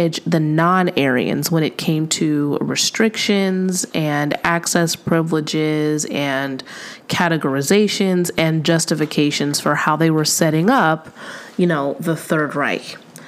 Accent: California, United States; especially if we grew up here in California.

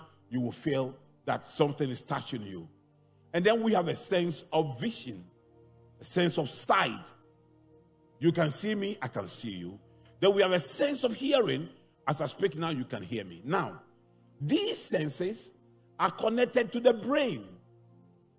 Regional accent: Kumasi, Ashanti, Ghana; moved away; when I was growing up in Kumasi, when I was a little child

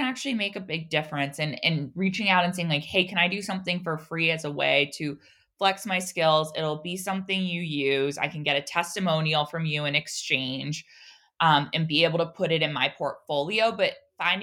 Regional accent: Oregon, United States; I'm from Oregon

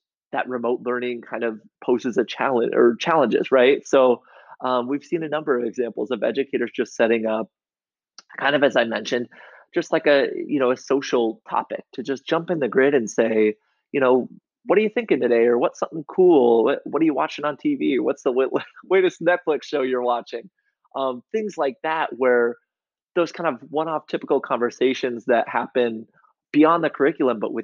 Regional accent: Iowa, United States; I grew up in Iowa

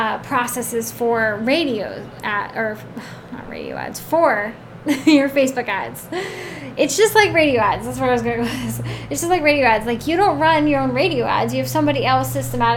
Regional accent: Oregon, United States; I'm from Oregon

